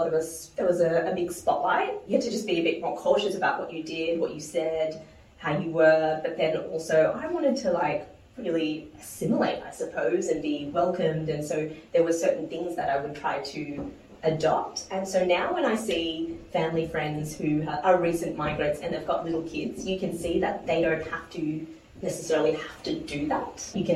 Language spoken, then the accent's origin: English; New Zealand; accent: Kiwi; Oh, yeah. Although I definitely lost my Kiwi accent, I would say.